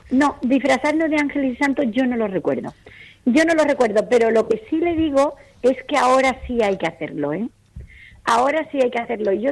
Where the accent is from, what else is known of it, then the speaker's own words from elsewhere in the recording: Seville, Andalusia, Spain; now in Madrid, Spain; cuando yo me vine de Sevilla a vivir aquí a, Madrid, iba al cementerio de Pozuelo